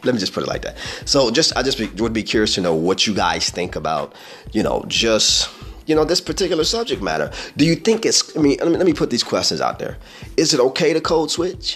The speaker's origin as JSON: {"language": "English", "region": "Midwest", "country": "United States", "said": "I'm from the Midwest"}